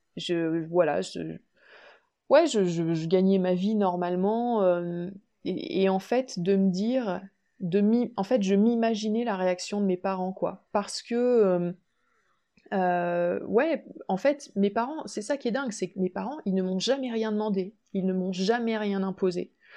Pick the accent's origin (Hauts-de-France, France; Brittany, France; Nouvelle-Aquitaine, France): Nouvelle-Aquitaine, France; Limoges; also born or lived in Savoie; now in Limoges, France; revenir du coup sur ma terre natale, à Limoges